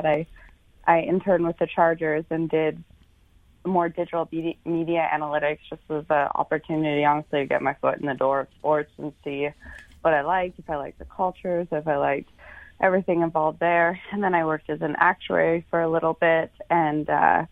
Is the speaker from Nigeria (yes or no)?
no; Canada; moved away; I'm from Canada, so it's great being back in Canada.